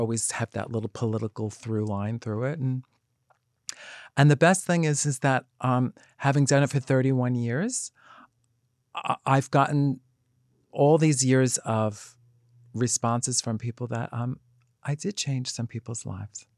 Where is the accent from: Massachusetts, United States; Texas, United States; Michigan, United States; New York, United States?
New York, United States; New York City; accent: Bronx; growing up in the Bronx